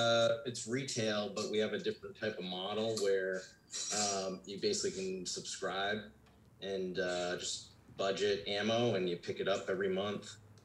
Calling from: Driftwood, Texas, United States; Driftwood, Texas.

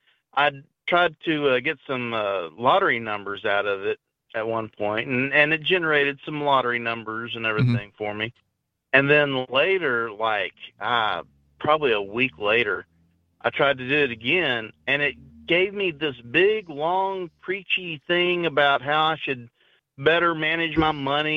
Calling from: Missouri, United States

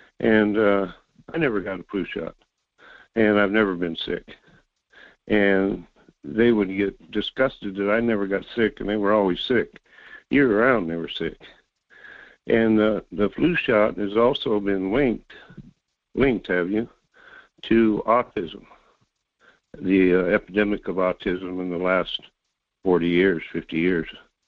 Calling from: North Pole, Alaska, United States; Yeah, this is … from North Pole.

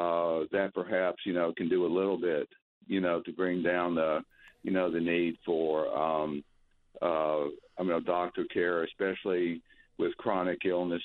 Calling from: North Carolina, United States; We're getting the hang of being snowbirds. I'm calling you from North Carolina.

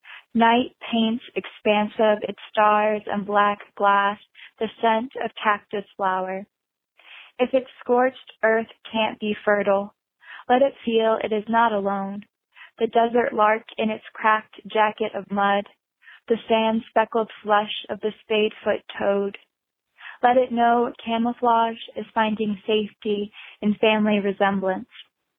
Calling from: Wilmington, North Carolina, United States; I'm calling from Wilmington, North Carolina.

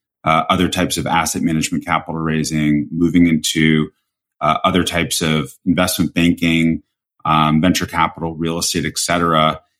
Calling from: Greenwich, Connecticut, United States; I'm right now sitting in Greenwich, Connecticut.

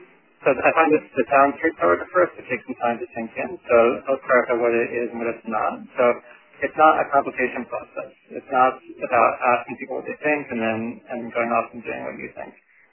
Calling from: New York City, New York, United States; also born or lived in Toronto, Canada; I'm calling in from Brooklyn, New York.

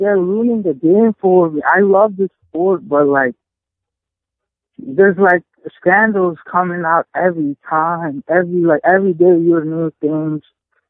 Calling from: Baltimore, Maryland, United States; Hey, I'm … from Baltimore.

